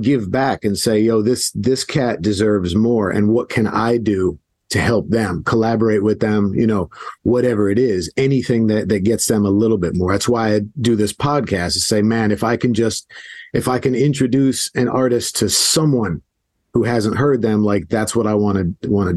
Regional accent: South Florida, United States; Growing up in South Florida

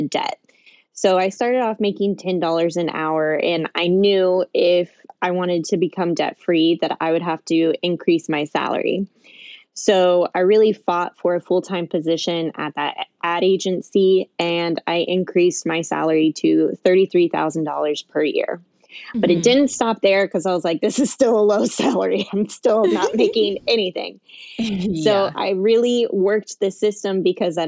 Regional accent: Kansas City, United States; I'm a Midwest millennial. I grew up in Kansas City

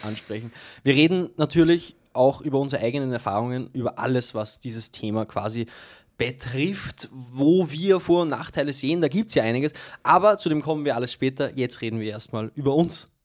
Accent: Austria; Bei uns in Österreich

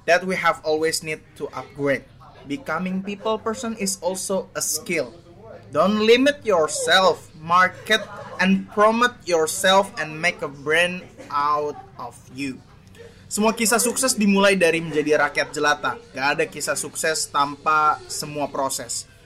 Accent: Tegal, Central Java, Indonesia; tegal inyong Tegal asli.

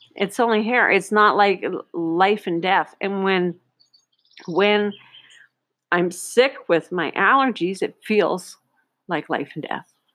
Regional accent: Northern Ontario, Canada; moved away; a little girl growing up in Northern Ontario 50 years ago

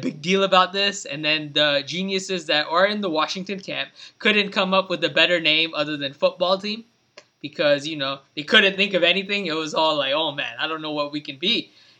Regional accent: India; That's yeah, different. But I'm still an Indian.

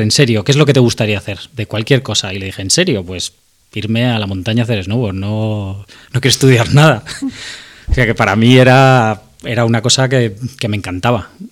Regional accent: Madrid, Community of Madrid, Spain; soy de Madrid, he vivido siempre a las afueras de Madrid

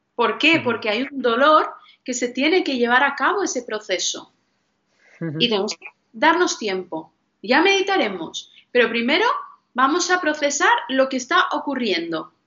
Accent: northern India, India; en mi religión, que yo soy de la India, los del norte, los Sikh

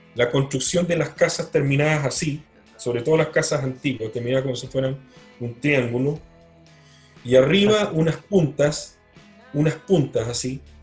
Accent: Magallanes and Chilean Antarctica, Chile; moved away; Yo, que soy magallánico

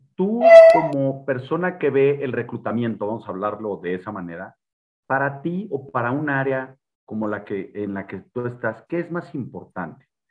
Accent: Mexico; como mexicanos

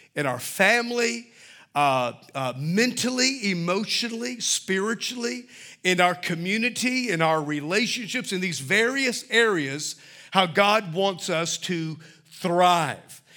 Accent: Mobile, Alabama, United States; when I was a little boy, Growing up in Mobile

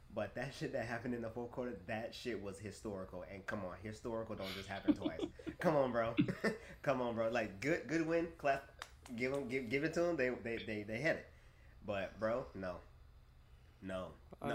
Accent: Fayetteville, North Carolina, United States; also born or lived in Chicago, Illinois; I was born in Chicago, and uh, I was raised in Fayetteville, North Carolina

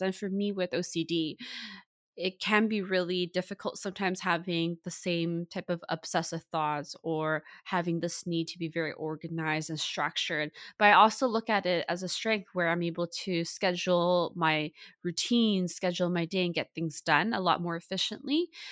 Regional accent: Vancouver, British Columbia, Canada; I was born and raised in Vancouver, Canada.

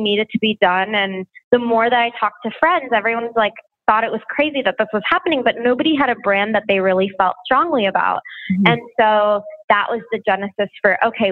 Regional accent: Houston, Texas, United States; moved away as an adult; also born or lived in New York; I'm from Texas originally, grew up in Houston, Texas

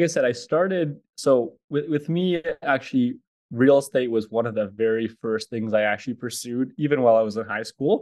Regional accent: Edmonton, Alberta, Canada; I'm from Edmonton, Alberta, Canada.

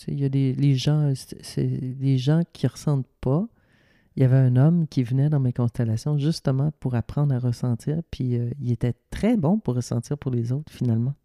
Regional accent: Ville-Marie, Quebec, Canada; also born or lived in Sainte-Adèle; à Ville-Marie dans mon village natal

